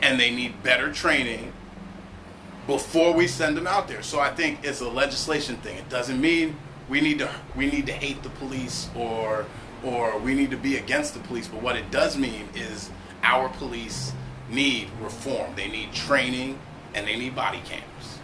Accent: East Coast, United States; moved away; I'm from the East Coast

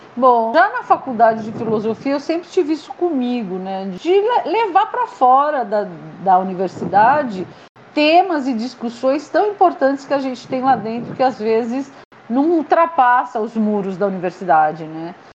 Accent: São Paulo, Brazil; moved away as an adult; also born or lived in Marília; now in Chapada dos Guimarães, Brazil; eu sou paulistana, mas uhum. eu saí de São Paulo para fazer faculdade no interior, em Marília

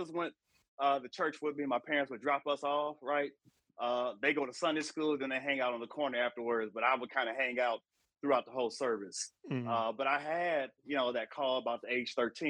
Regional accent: Elyria, Ohio, United States; moved away as an adult; also born or lived in Nashville, Tennessee; I grew up in a small city west of Cleveland called Elyria, about 52,000 people

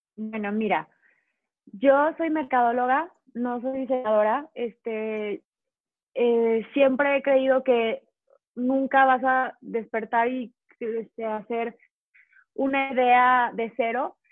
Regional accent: León, Guanajuato, Mexico; yo soy de León, Guanajuato, entonces aquí el calzado es la cuna del calzado.

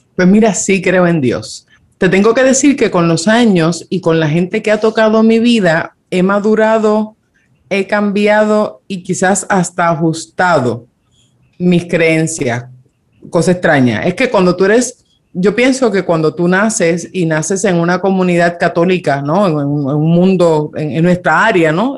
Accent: Dominican Republic; yo me crié en República Dominicana

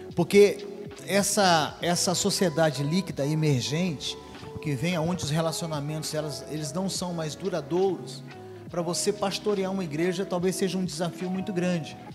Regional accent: Foz do Iguaçu, Paraná, Brazil; moved away as an adult; also born or lived in Engenheiro Beltrão, Paraná / Toledo, Paraná; now in Goiânia, Brazil; Não nasci em Foz do Iguaçu, nasci no norte do Paraná, numa cidade chamada Engenheiro Beltrão. Mas na região de Foz do Iguaçu, onde eu fui criado

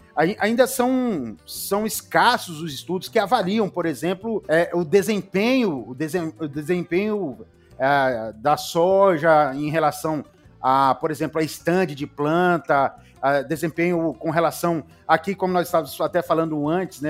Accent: Paraná, Brazil; also born or lived in Dourados, Mato Grosso do Sul; now in Rondônia, Brazil; eu sou paranaense, mas moro em Rondônia já há 35 anos

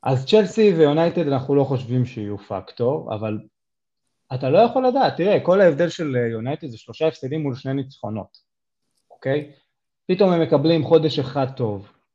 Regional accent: Israel

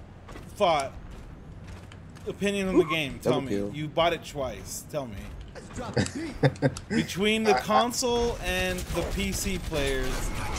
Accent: United States; Considering I'm American.

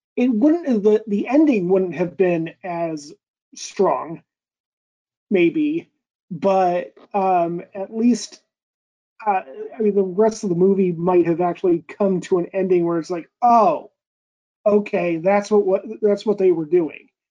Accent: United States; me being an American

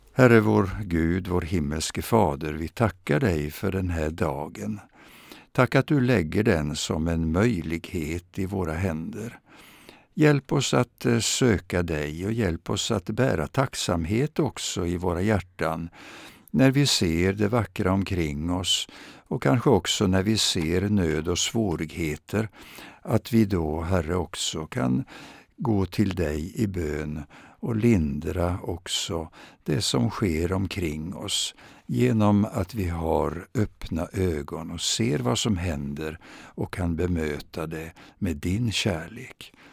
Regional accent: Vadstena, Östergötland, Sweden; jag växte upp i Östergötland och i den lilla staden Vadstena

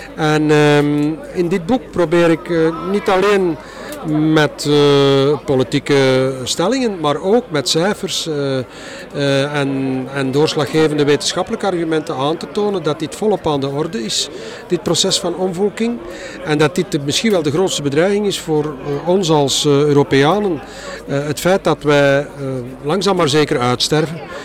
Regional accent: Flanders, Belgium; als Vlaming

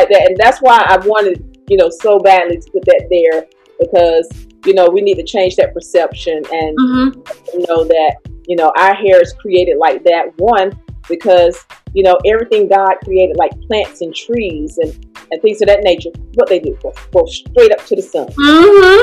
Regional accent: North Carolina, United States; Born and raised in North Carolina

